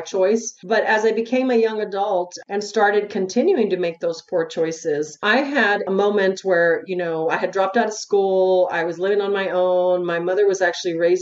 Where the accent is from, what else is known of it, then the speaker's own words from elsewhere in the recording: El Paso, Texas, United States; I'm from El Paso, Texas